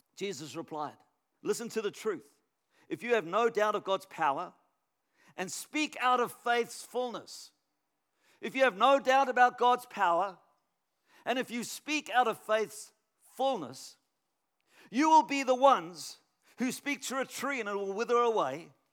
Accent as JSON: {"language": "English", "town": "Canberra", "region": "Australian Capital Territory", "country": "Australia", "said": "I'm from Canberra"}